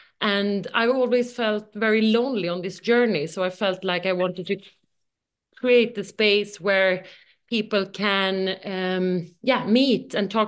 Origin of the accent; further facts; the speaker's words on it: Sweden; But yeah, I'm originally from Sweden, CEO and co-founder of Bumpy.